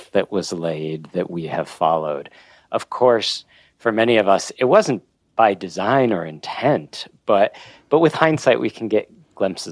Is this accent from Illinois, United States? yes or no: yes; Oak Park, Illinois, United States; I grew up in Oak Park, Illinois